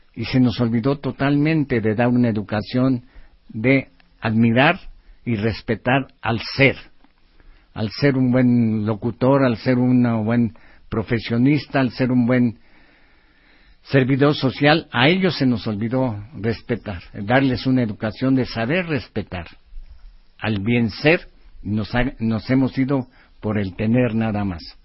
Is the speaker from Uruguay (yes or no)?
no; Mexico; nuestro México